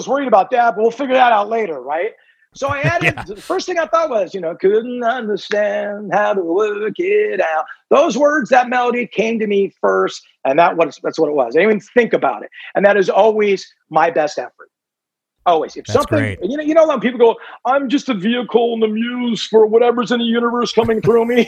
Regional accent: Southern California, United States; growing up in Southern California

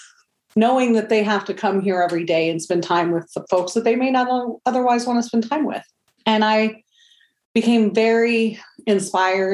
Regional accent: Oklahoma City, Oklahoma, United States; I was born and raised in Oklahoma City

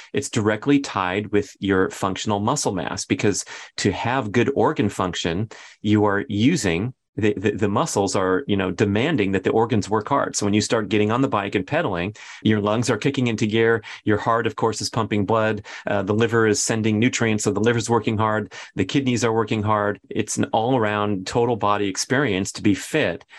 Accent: Los Angeles, California, United States; moved away; going back to my hometown

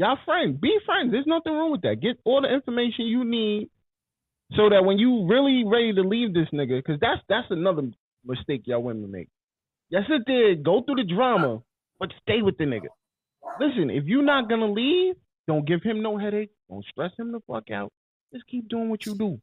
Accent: New York, United States; I'm from New York

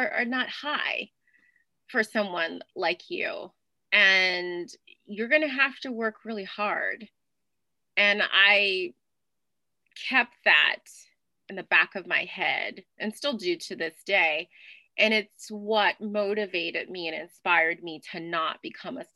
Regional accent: New Orleans, Louisiana, United States; I'm originally from New Orleans, Louisiana. And I grew up twirling batons and dancing in Mardi Gras parades.

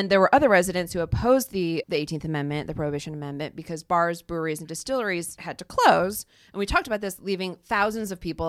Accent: Ohio, United States; in Ohio, I chose my home state

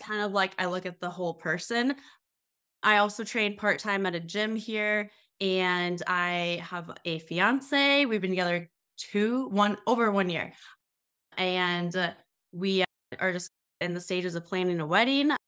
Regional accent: Sioux Falls, South Dakota, United States; I currently live in South Dakota, so I'm from Sioux Falls, South Dakota

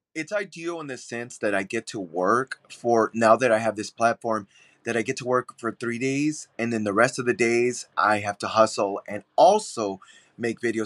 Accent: San Antonio, Texas, United States; now in Chicago, United States; I'm born and raised in San Antonio, Texas. I moved to Chicago, though, but yeah, born and raised in San Antonio

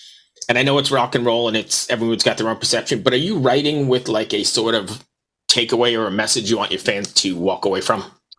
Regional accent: Long Island, New York, United States; I'm from Long Island

